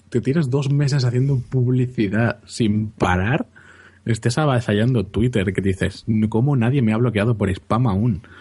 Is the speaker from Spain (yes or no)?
yes; Palau, Catalonia, Spain; O Palau, Palau, mi pueblo.